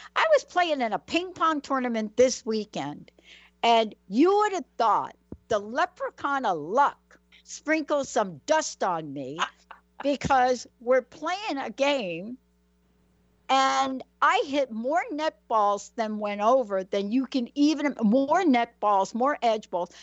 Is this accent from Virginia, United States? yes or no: no; New York City, New York, United States; growing up in New York City